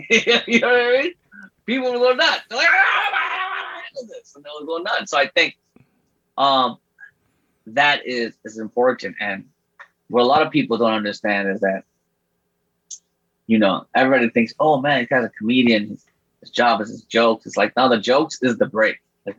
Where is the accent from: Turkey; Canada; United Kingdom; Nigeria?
Canada; that's the best thing about being a Canadian artist